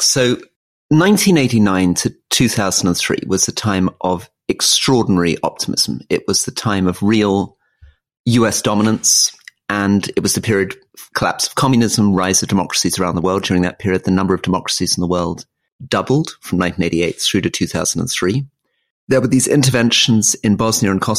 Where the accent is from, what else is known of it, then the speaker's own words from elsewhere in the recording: United Kingdom; I was sent there as a British diplomat